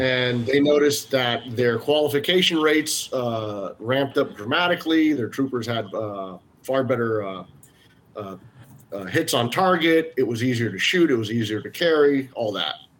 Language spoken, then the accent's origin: English; Florida, United States; we're all Floridian, we're all American